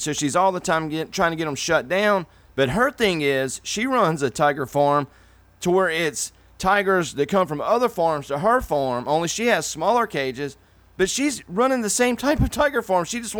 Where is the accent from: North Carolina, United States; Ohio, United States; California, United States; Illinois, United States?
North Carolina, United States; I'm from North Carolina. We're from the South, dude.